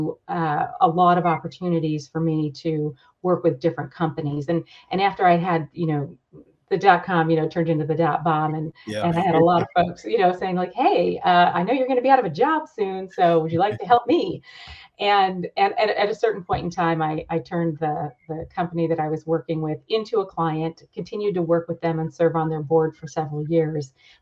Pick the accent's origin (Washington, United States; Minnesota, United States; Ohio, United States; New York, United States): New York, United States; Rochester; moved away as an adult; also born or lived in San Diego; originally from New York, grew up in upstate New York in Rochester, where it's really cold